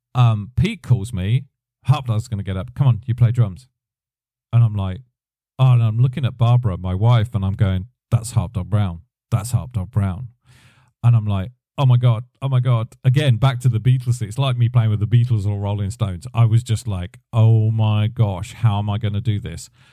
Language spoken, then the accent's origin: English; United Kingdom; me being a British guy